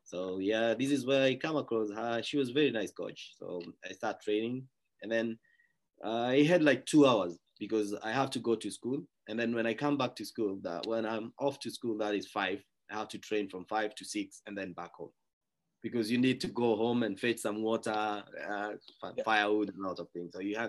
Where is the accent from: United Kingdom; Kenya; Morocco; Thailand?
Kenya; So I'm actually from Kenya. I'm actually a neighbor of Savage Wilderness. It's about 500 meters from where I live to the camp. And this is where I grew up. And this is where I went to school as well.